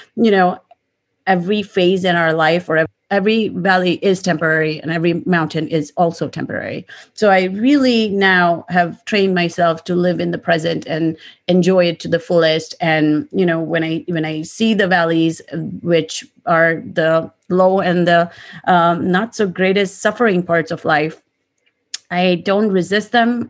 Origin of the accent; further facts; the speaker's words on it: India; moved away; I grew up in India, so most of my family is also in India.